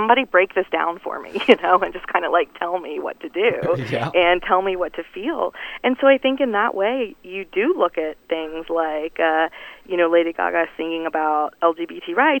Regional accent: North Carolina, United States; now in Washington, D.C., United States; I'm from North Carolina and still, you know, have a lot of connections

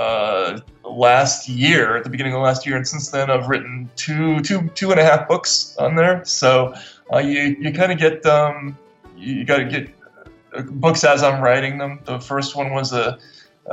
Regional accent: Massachusetts, United States; my home state of Massachusetts

